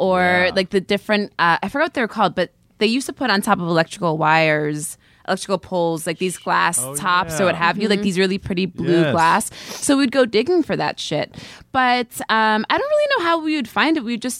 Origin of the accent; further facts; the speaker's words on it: Catskill Mountains, New York, United States; I grew up in the Catskill Mountains